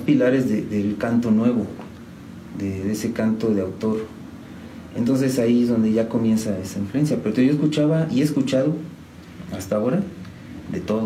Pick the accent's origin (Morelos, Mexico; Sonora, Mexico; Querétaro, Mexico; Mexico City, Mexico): Querétaro, Mexico; San Juan del Río; Orgullosamente sanjuanense, de San Juan del Río, siempre les digo, soy sanjuanense eh, desde siempre